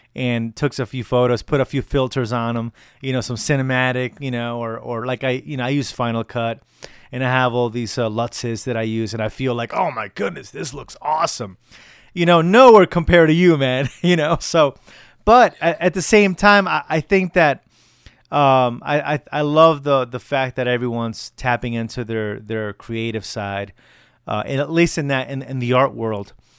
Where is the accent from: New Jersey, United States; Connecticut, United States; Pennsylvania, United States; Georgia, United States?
Connecticut, United States; moved away as an adult; now in Colorado, United States; So I live in Colorado now. I moved here about a year ago from Connecticut. So I'll be doing a few um, a few shows in my home state